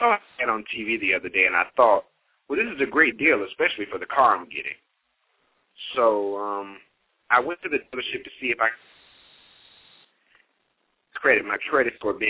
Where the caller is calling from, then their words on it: Dallas, Texas, United States; I'm calling from Dallas, Texas.